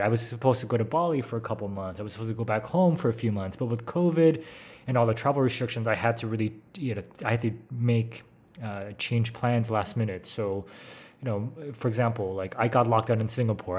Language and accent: English; San Francisco, California, United States; moved away; I'm American, grew up in San Francisco, been a California boy all my life